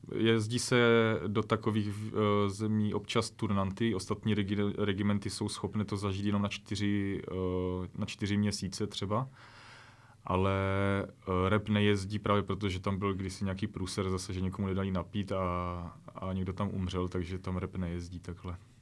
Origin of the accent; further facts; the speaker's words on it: Ostrava region, Moravian-Silesian Region, Czechia; also born or lived in Corsica; tam ještě u nás na Ostravsku